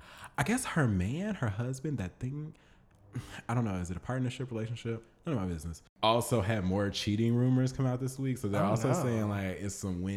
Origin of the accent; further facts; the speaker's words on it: Chicago, Illinois, United States; I'm from Chicago.